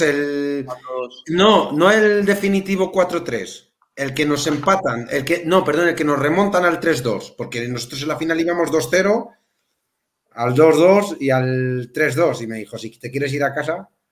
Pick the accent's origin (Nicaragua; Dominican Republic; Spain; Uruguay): Spain; Melilla; now in A Coruña, Spain; yo, yo soy de Melilla